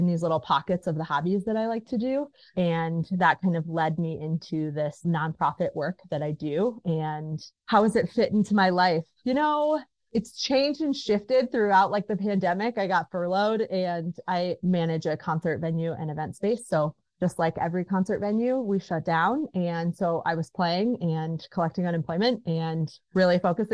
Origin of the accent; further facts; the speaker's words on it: Michigan, United States; moved away as an adult; now in Montana, United States; I grew up in Michigan